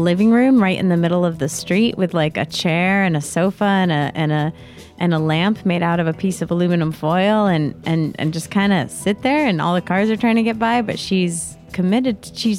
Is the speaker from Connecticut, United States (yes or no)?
yes; Connecticut, United States; moved away; coming from Connecticut